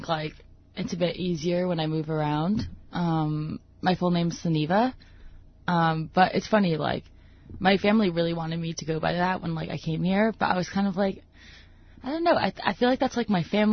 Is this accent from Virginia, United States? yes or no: yes; Northern Virginia, United States; moved away as an adult; also born or lived in Toronto, Canada; now in Bethel, United States; I grew up, I never moved. I always lived in, like, Northern Virginia